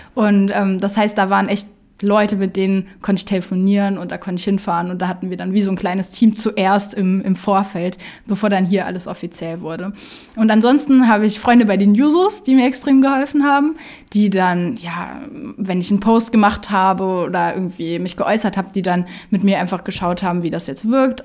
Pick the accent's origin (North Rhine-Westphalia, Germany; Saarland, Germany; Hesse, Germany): Saarland, Germany; Ich komme aus dem Saarland